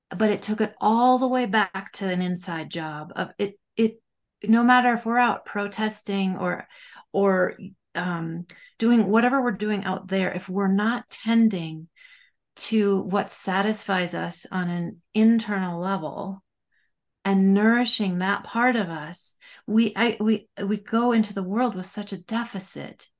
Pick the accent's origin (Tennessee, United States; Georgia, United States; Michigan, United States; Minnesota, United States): Minnesota, United States; I'm this Minnesotan